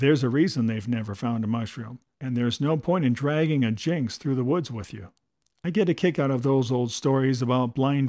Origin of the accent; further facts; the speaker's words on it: Midwest, United States; I grew up in the Midwest in the days when mushroom hunting was a heady blend of art, science, and religion.